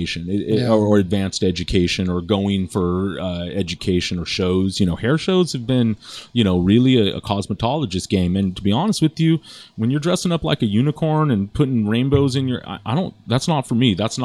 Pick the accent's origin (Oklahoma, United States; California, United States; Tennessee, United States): California, United States; Los Angeles; also born or lived in Redondo Beach; I'm from here. I was born in Redondo Beach, and you know, I've been born and raised in Los Angeles.